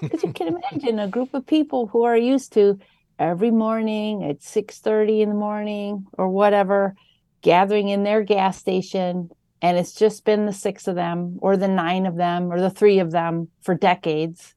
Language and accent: English; Wisconsin, United States; born or raised there; also born or lived in Northern Illinois